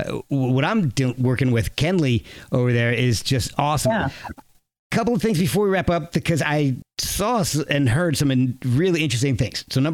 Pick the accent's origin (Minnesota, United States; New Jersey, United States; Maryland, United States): New Jersey, United States; And see, I grew up in New Jersey.